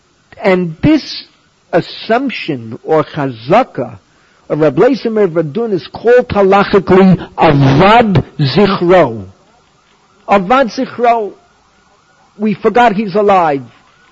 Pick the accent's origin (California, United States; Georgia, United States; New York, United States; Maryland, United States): New York, United States; New York City; moved away as an adult; also born or lived in Maplewood, New Jersey; now in Israel; I'm from the Bronx. I grew up within an easy walk of Yankee Stadium